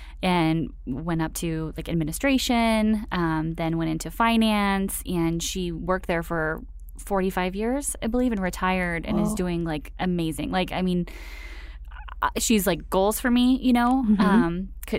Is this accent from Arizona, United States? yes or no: yes; Phoenix, Arizona, United States; Right. Okay, so I grew up in Phoenix, right? Like, I was a mall rat for sure.